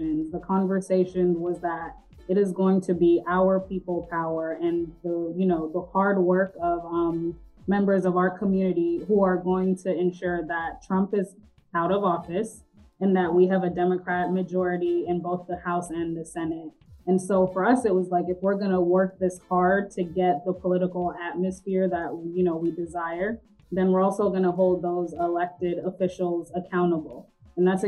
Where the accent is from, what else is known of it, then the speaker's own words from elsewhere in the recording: Atlanta, Georgia, United States; also born or lived in The Gambia; I grew up in Northeast Atlanta on Buford Highway